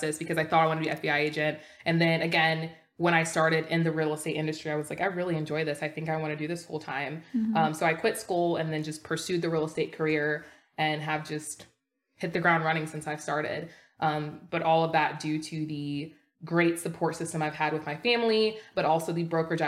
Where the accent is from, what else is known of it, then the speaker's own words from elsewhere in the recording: United States; I was born here in the States